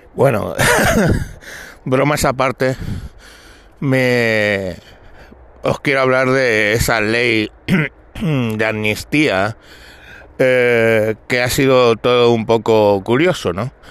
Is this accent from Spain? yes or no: yes; Galapagar, Community of Madrid, Spain; aquí en mi pueblo, en Galapagar